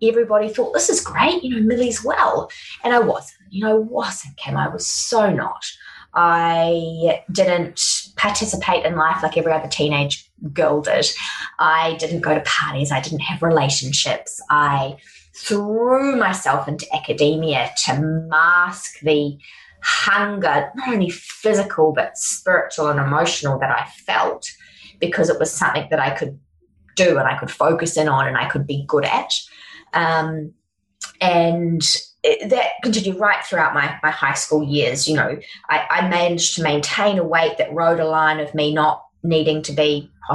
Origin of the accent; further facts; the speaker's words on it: Auckland, New Zealand; now in Sunshine Coast, Australia; I grew up in Auckland in New Zealand.